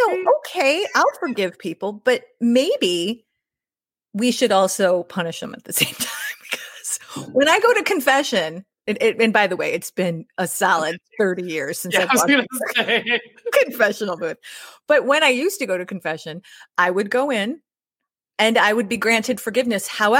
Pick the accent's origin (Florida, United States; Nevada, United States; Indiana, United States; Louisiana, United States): Indiana, United States; moved away; we who grew up there and left a while ago